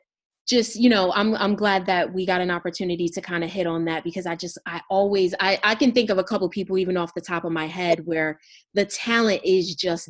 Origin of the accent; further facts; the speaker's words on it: Camden, New Jersey, United States; moved away; I'm originally from Camden, New Jersey, and I have been so many places.